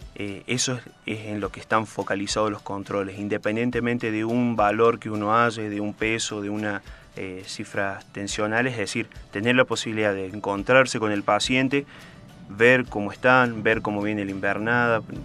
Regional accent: Córdoba, Argentina; yo soy de Córdoba

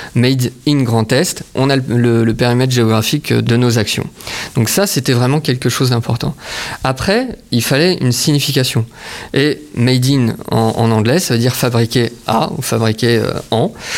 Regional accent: Saint-Dié-des-Vosges, Grand Est, France; also born or lived in Nancy; je suis de Saint-Dié-des-Vosges

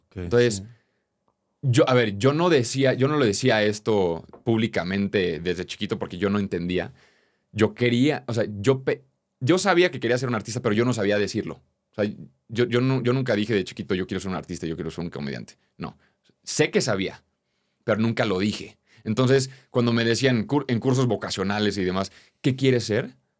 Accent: Querétaro, Mexico; Yo soy de Querétaro, un lugar muy tradicional

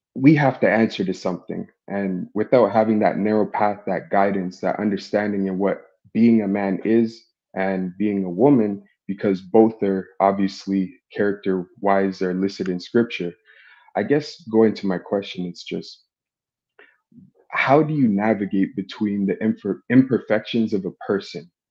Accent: Toronto, Ontario, Canada; I'm thirty-three. I'm from Toronto.

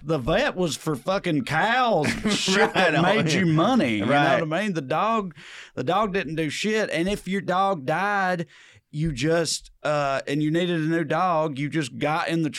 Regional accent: Selina, Tennessee, United States; Growing up in Salina

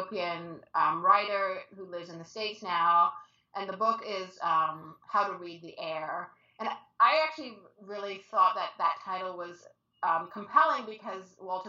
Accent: Toronto, Ontario, Canada; I am from Toronto

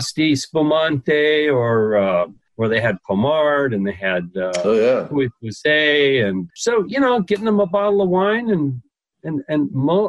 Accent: Las Vegas, Nevada, United States; moved away as an adult; also born or lived in Hawaii; now in California, United States; when I was growing up in Las Vegas back in the 60s and 70s

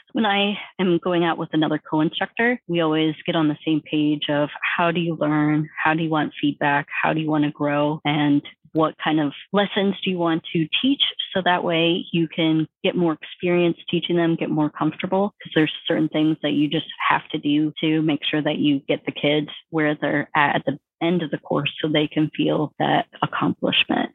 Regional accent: Northeast Iowa, United States; moved away as an adult; I'm from Northeast Iowa

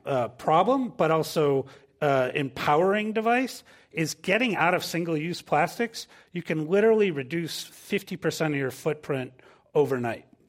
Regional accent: Minnesota, United States; moved away; I'm originally from Minnesota, and I grew up sailing. We have ten thousand lakes there.

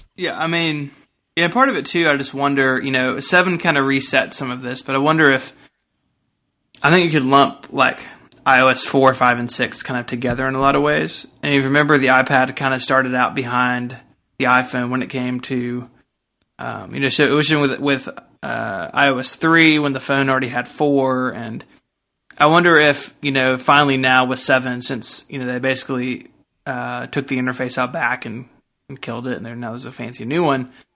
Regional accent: United States; I'm an American

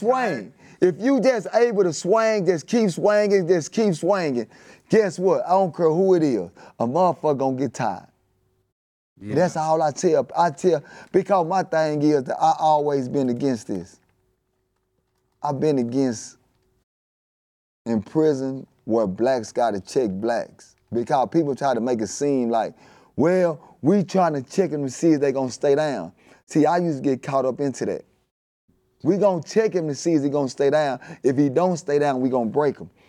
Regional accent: Dallas, Texas, United States; I'm outta West Dallas, Texas

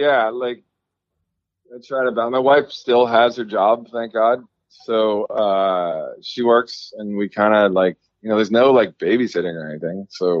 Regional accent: Washington, District of Columbia, United States; moved away as an adult; now in Virginia, United States; There's a shop where I grew up in Northwest D.C. and on Macomb Street, which is like right up from my house.

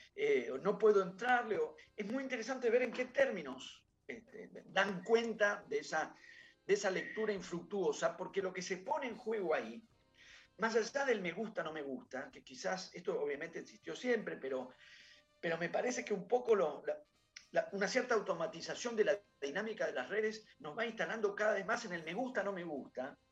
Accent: Buenos Aires, Argentina; yo no soy de ahí, yo soy de Núñez

